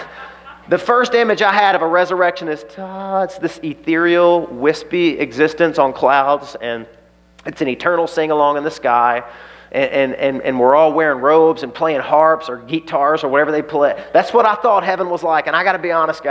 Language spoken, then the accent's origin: English; the Bible Belt, United States; I grew up in the Bible Belt